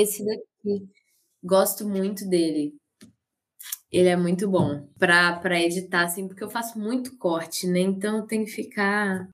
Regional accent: Caratinga, Minas Gerais, Brazil; moved away as an adult; also born or lived in Ubá; now in Juiz de Fora, Brazil; eu nasci em Ubá, que é aqui perto. Ah. Mas eu morei a minha vida inteira em Caratinga.

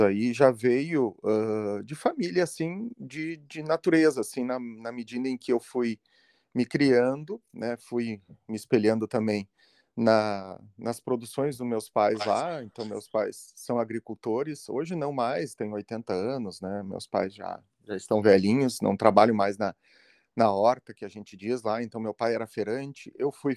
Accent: Santa Maria, Rio Grande do Sul, Brazil; eu sou natural de Santa Maria, que é uma cidade de interior aqui do, do Rio Grande do Sul

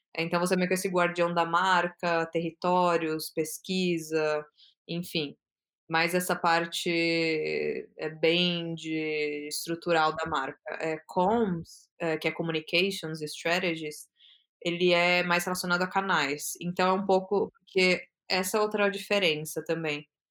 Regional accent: São Paulo, Brazil; moved away as an adult; now in Amsterdam, Netherlands; eu sou de São Paulo, nasci em São uhum. Paulo, eu tô morando lá

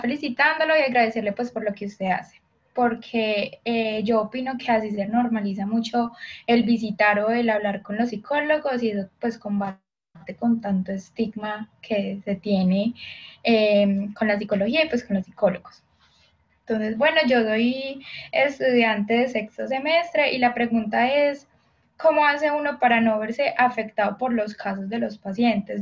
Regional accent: Colombia; Yo soy de Colombia.

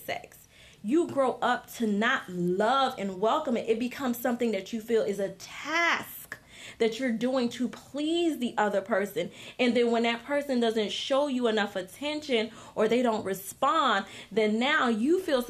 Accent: Haiti; now in United States; I wasn't born here. I'm from Haiti

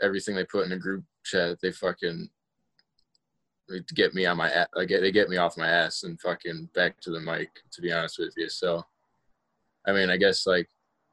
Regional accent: Joliet, Illinois, United States; moved away as an adult; now in Louisville, United States; I'm from Joliet, Illinois. It's like 40 minutes south of Chicago.

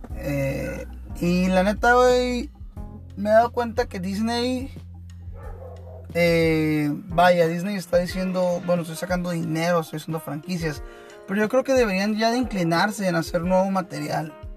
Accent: Tijuana, Baja California, Mexico

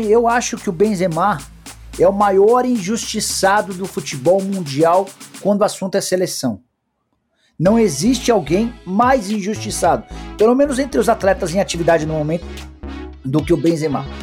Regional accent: Brazil

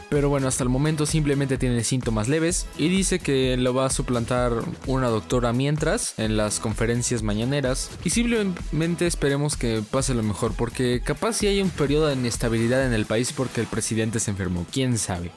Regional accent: Mexico

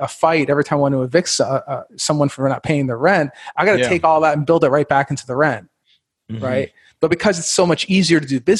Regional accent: Canada; now in Indianapolis, United States; I'm originally from Canada, and I've had the pleasure of living everywhere from, let's see here, Miami, Fort Lauderdale, New York City, Baltimore.

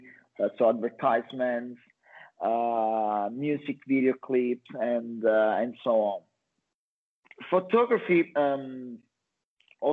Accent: Calabria, Italy; English is a second language; moved away as an adult; now in Australia; I'm actually from Italy, from the south, from a little town in Calabria.

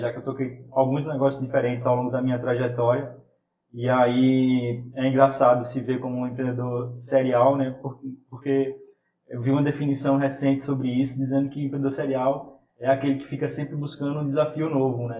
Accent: Caruaru, Pernambuco, Brazil; moved away as an adult; now in Recife, Brazil; eu sou de Caruaru, vim para Recife para estudar

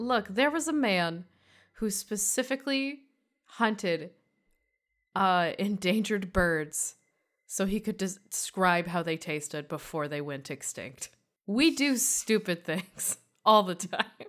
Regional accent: Durand, Michigan, United States; moved away; Durand, Michigan

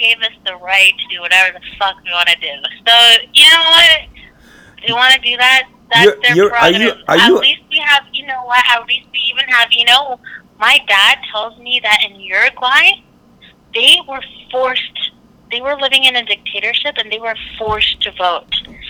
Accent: Canada; I'm Canadian.

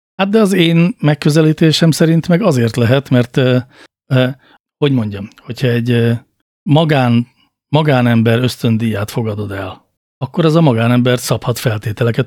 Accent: Budapest, Hungary; ahol én felnőttem, az Óbuda városrésze Budapestnek

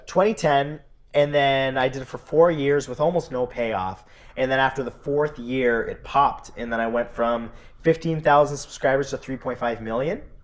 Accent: Welland, Ontario, Canada; I grew up in Welland, Ontario, Canada

